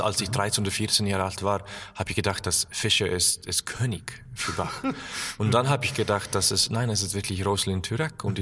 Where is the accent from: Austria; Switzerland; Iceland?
Iceland; German is a second language; also born or lived in Berlin, Germany; meine Heimat ist wirklich in Island, aber ich habe auch eine Wohnung hier